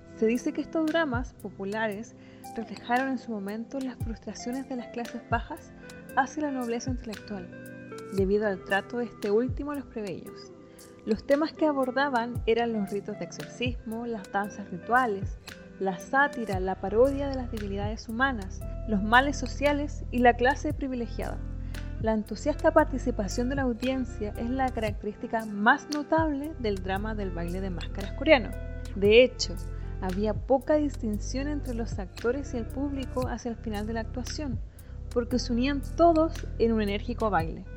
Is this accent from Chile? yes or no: yes; Temuco, Araucanía, Chile; en Temuco, de donde soy